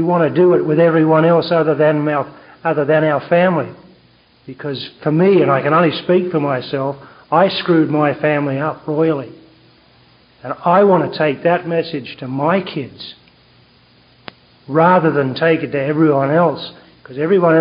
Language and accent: English; Australia; accent: Australian; now in Vancouver, Canada; from Vancouver, BC, although I've got an Australian accent.